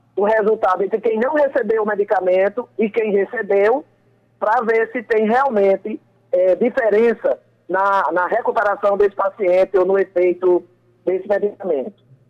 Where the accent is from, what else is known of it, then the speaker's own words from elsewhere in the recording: Patos, Paraíba, Brazil; eu sou uma sertaneja, eu sou do interior, eu sou de Patos